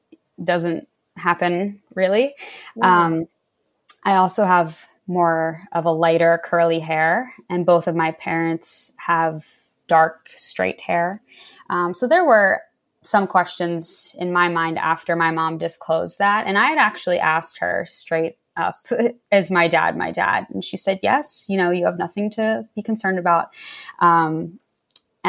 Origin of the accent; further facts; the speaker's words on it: right outside of Philadelphia, Pennsylvania, United States; I grew up right outside of Philadelphia